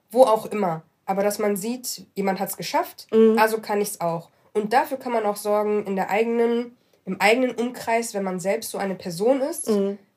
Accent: Morocco; Ähm, ich bin Marokkanerin.

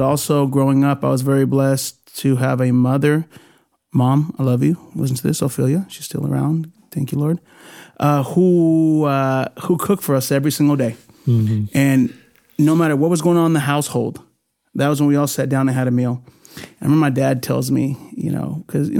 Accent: Bakersfield, California, United States; first language Spanish; also born or lived in Puerto Rico; I came back as a sophomore in high school. Stockdale High School, Mustang

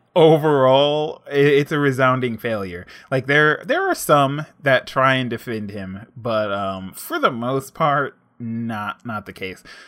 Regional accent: United States; as an African-American male growing up

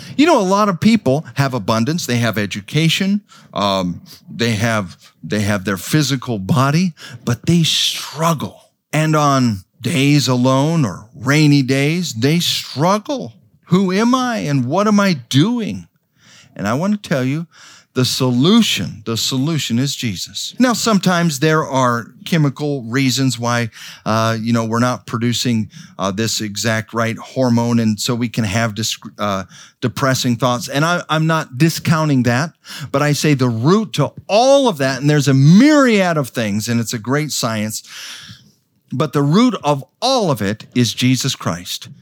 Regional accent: Idaho, United States; moved away; also born or lived in New Guinea; I was raised in Idaho on a, on a little farm, just a twenty acre farm.

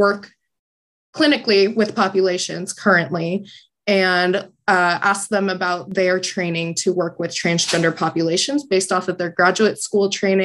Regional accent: San Diego, California, United States; moved away as an adult; now in Syracuse, United States; I am originally from San Diego, California.

